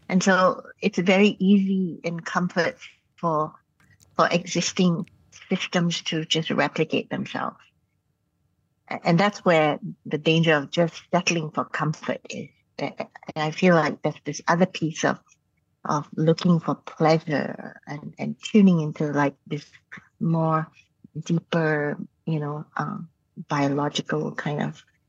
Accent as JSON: {"language": "English", "country": "Malaysia", "tie": "born or raised there", "also_born_or_lived": "Canada", "moved": "yes", "said": "growing up in Malaysia"}